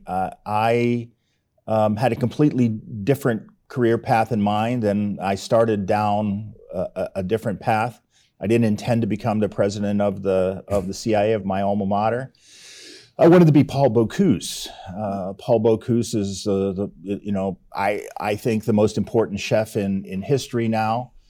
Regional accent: Pittsburgh, Pennsylvania, United States; moved away as an adult; in Pittsburgh, that's my hometown

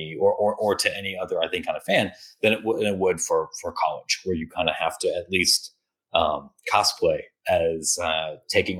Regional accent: Ohio, United States; moved away; I grew up in Ohio

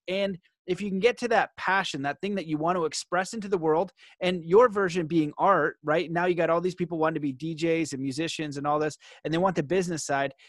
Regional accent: Canada; where I grew up in Canada is pretty soft.

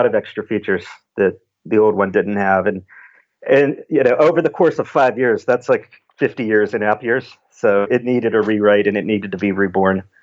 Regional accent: Pittsburgh, Pennsylvania, United States; I'm from Pittsburgh, Pennsylvania

